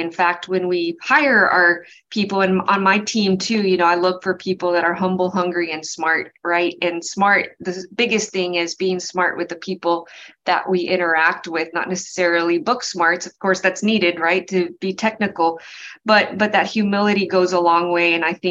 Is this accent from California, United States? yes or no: no; El Paso, Texas, United States; now in Houston, United States; I grew up in El Paso, Texas, and I went to college at University of Texas at El Paso, undergrad and graduate school as well. I worked for 5 years in a public accounting firm in El Paso and then moved to Houston